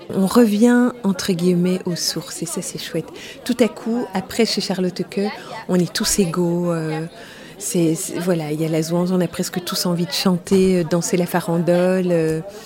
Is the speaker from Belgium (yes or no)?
yes; Wallonia, Belgium; je suis wallonne à l'origine